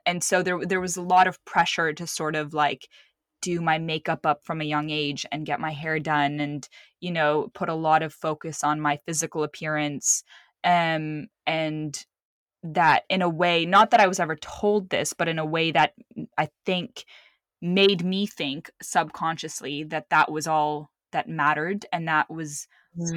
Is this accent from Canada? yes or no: no; Lebanon; moved away; also born or lived in Saudi Arabia; I was born in Saudi Arabia, and then I grew up in Lebanon